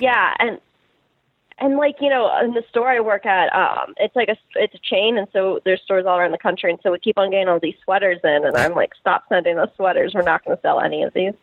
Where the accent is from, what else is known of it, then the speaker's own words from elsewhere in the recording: St. Louis, Missouri, United States; now in Los Angeles, United States; I grew up in St. Louis